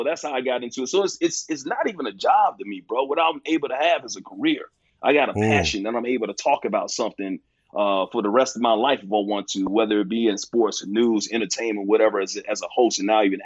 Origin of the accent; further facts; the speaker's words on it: Bessemer, Alabama, United States; moved away; also born or lived in New York; I'm from Bessemer, Alabama, bro. I was born in New York, raised in Bessemer, Alabama